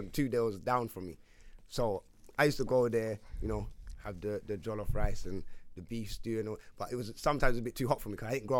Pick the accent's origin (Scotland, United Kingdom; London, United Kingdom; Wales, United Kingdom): London, United Kingdom; Obviously, I grew up in Wood Green, in the heights of Wood Green, Tottenham